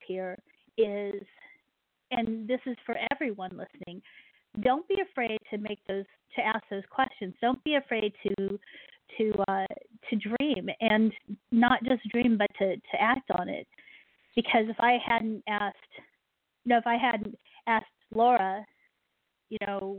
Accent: South Dakota, United States; accent: Midwestern; also born or lived in East Anglia; I came back to South Dakota

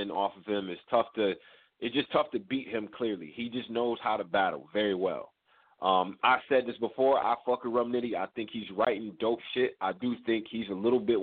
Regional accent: Northeast, United States; I'm from the Northeast

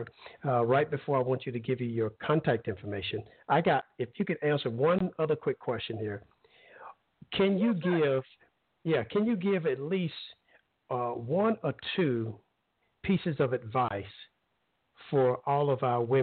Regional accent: Alabama, United States; now in Florida, United States; I grew up in Alabama, and I'm not old

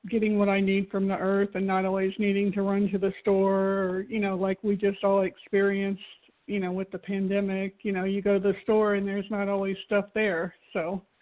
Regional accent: Florida, United States; from Florida.

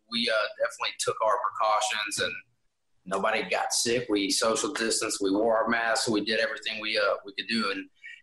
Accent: Tennessee, United States; I'm from Tennessee and I live in Tennessee

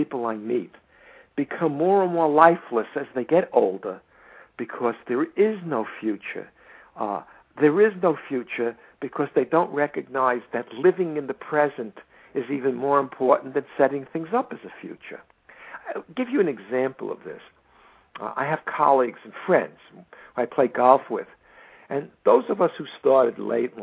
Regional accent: United States; I'm an American

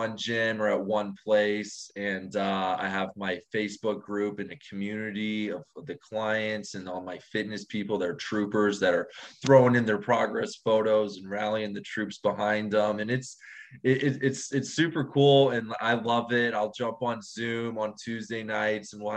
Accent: St. Louis, Missouri, United States; moved away as an adult; now in Miami, United States; born and raised in St. Louis, Missouri.

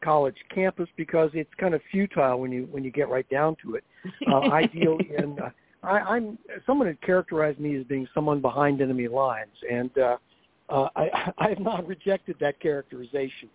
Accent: North Carolina, United States; moved away; also born or lived in Pennsylvania; I'm from North Carolina, originally been up for 30 years and still haven't converted to Yankeedom yet.

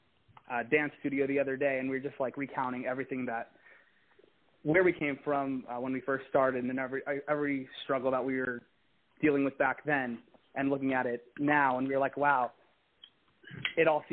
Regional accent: Texas, United States; I'm from Texas

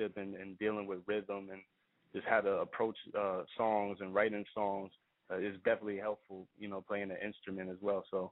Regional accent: New York City, New York, United States; raised in Queens, Briarwood, Queens

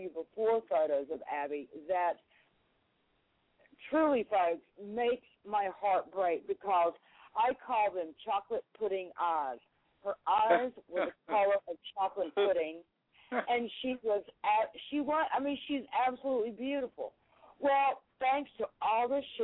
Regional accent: North Carolina, United States; moved away; my hometown up in North Carolina

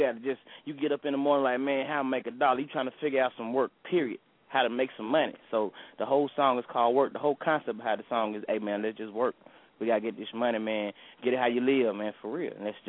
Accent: Atlanta, Georgia, United States; moved away as an adult; now in DMV area, United States; I'm from Atlanta, Georgia, so we always going to be turned up all the way, man.

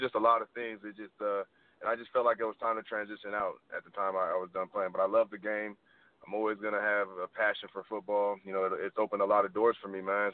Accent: California, United States; now in Los Angeles, United States; I'm from California originally

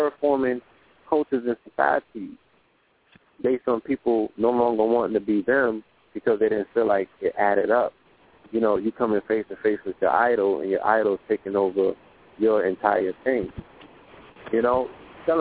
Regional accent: New York, United States; growing up in New York

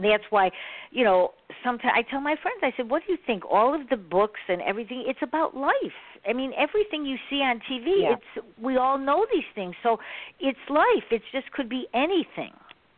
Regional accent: Chicago, Illinois, United States; I'm in Chicago, so I went to Chicago Public Schools, you know, and when I was, you know, younger

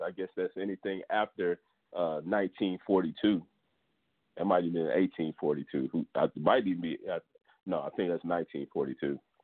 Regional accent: Houston, Texas, United States; I'm from Houston

